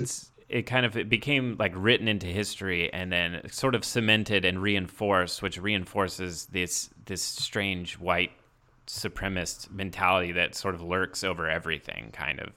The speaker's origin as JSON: {"language": "English", "region": "Indiana", "country": "United States", "tie": "born or raised there", "said": "I grew up in Indiana, like, small town"}